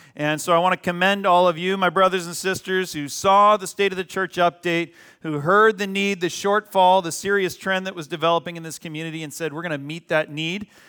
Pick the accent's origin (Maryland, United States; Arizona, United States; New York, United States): Arizona, United States; now in California, United States; When I grew up in Arizona, a little perfect suburb, nice suburb in Arizona